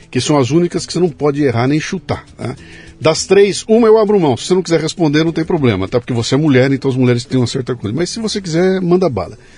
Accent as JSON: {"language": "Portuguese", "town": "Bauru", "region": "São Paulo", "country": "Brazil", "said": "eu sou de Bauru."}